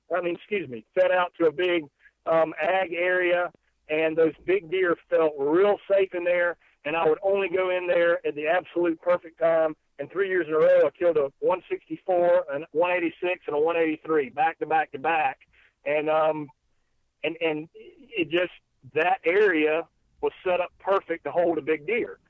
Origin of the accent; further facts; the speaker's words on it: South Carolina, United States; being from South Carolina